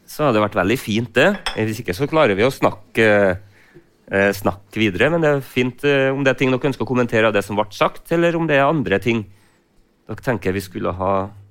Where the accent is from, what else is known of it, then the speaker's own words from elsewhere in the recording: Frosta, Trøndelag, Norway; jeg kommer jo selv fra Frosta og jobber selv i gartnerinæringa